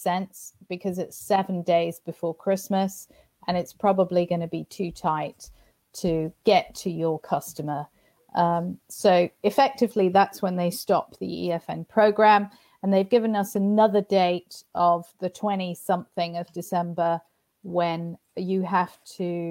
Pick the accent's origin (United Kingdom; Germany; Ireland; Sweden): United Kingdom; I'm a Brit. I only have a UK company.